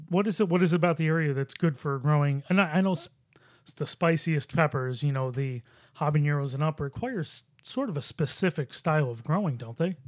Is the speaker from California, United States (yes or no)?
no; Buffalo, New York, United States; I grew up in Buffalo.